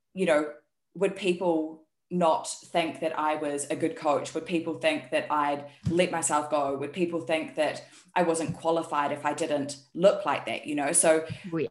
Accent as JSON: {"language": "English", "country": "New Zealand", "also_born_or_lived": "Taiwan", "moved": "as an adult", "lives_now": "South Korea", "said": "you can hear by my accent, I'm actually from New Zealand, but I live in South Korea"}